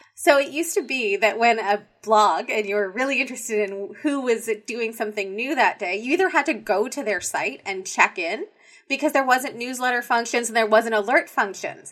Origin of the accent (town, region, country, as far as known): Canada